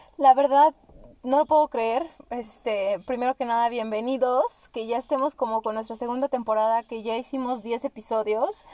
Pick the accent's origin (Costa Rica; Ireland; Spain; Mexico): Mexico; Nosotros que somos mexicanas, eso no pasa aquí en México